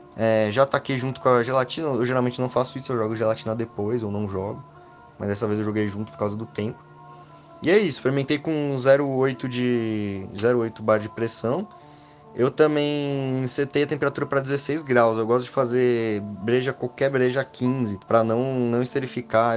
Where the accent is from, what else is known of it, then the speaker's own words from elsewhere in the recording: São Paulo, Brazil; Sou de São Paulo